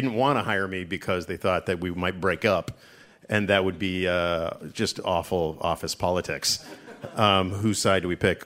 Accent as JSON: {"language": "English", "country": "Canada", "also_born_or_lived": "Toronto", "moved": "as an adult", "lives_now": "United States", "said": "to support my former country"}